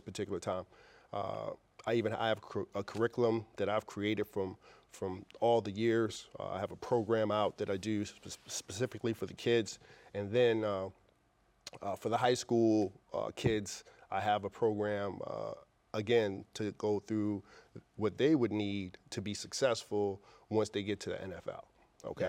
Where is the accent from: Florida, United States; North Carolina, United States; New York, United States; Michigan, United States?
New York, United States; New York City; also born or lived in Brooklyn, New York; I grew up in Queens Village, New York